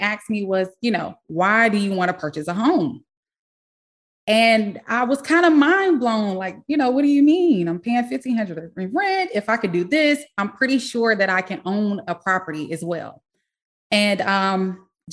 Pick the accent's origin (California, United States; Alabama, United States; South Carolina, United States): South Carolina, United States; moved away; I am originally from South Carolina